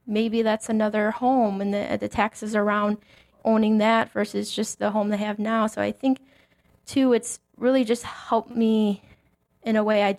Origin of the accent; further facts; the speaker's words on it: Mokena, Illinois, United States; moved away as an adult; also born or lived in Dubuque, Iowa; now in Valparaiso, United States; So I grew up in Mokena, Illinois, which is a south suburb of Chicago